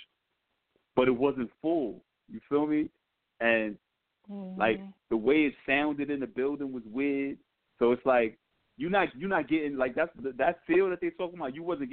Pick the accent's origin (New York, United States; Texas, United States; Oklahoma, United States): New York, United States; I'm from New York. Yeah, I rep NY